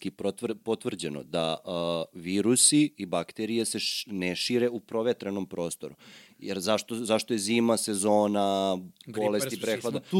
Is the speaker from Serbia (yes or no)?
yes; Serbia